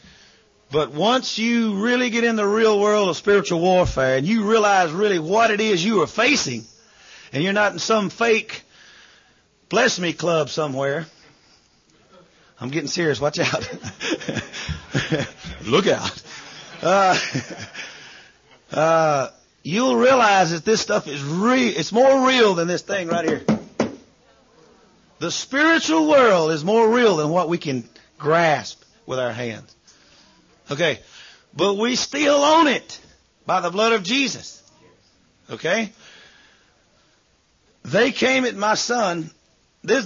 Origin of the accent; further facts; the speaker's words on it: United States; moved away; I am an American